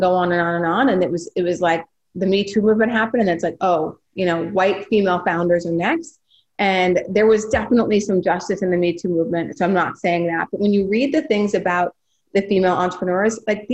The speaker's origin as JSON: {"language": "English", "region": "North Dakota", "country": "United States", "said": "I'm from North Dakota"}